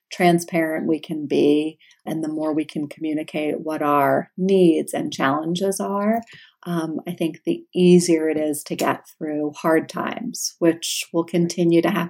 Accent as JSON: {"language": "English", "region": "New York", "country": "United States", "said": "Yes, and, I'm from New York, and Twizzlers are like they're soft and they have that nice like sweet taste."}